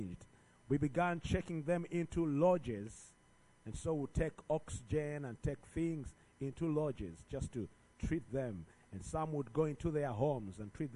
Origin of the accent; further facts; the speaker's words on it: Uganda; I'm from Uganda, all the way about 7,000 something miles